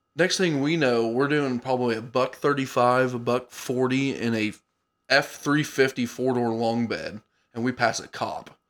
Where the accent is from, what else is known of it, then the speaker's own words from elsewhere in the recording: Cumberland County, Illinois, United States; born and raised in Cumberland County